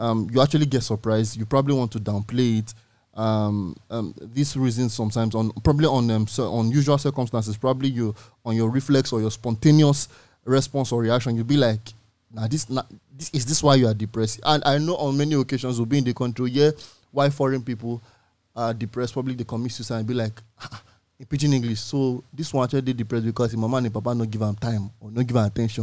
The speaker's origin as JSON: {"language": "English", "country": "Nigeria", "said": "individually as Nigerians"}